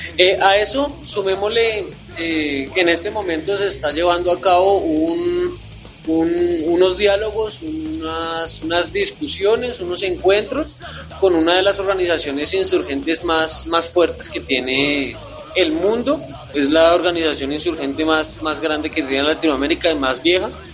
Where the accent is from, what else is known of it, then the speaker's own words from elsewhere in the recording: Colombia; nuestro país